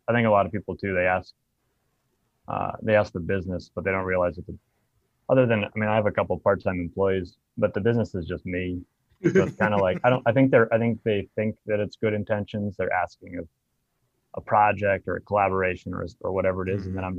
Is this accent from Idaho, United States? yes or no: yes; Blaine County, Idaho, United States; also born or lived in Pacific Northwest; now in Reno, United States; But I grew up in Idaho. Southern Idaho is the only Democratic county in the state, I think, until Boise flipped in, like, sometime around the early 2000s. But I grew up in Blaine